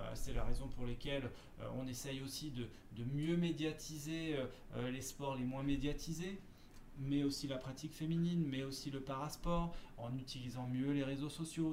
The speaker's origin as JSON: {"language": "French", "area": "Seine-Saint-Denis", "region": "Île-de-France", "country": "France", "tie": "born or raised there", "said": "je suis originaire de Seine-Saint-Denis"}